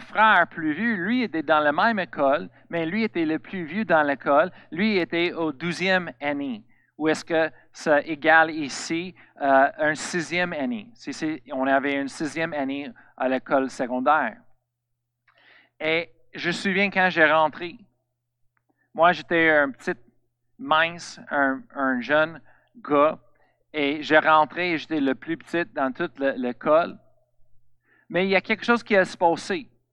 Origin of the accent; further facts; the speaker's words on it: Colorado, United States; French is a second language; moved away; Je viens de Colorado, aux États-Unis.